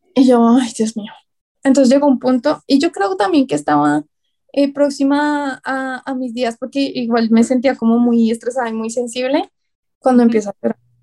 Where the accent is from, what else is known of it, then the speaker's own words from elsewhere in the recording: Colombia; Todos los autores que estamos ahí eh, somos colombianos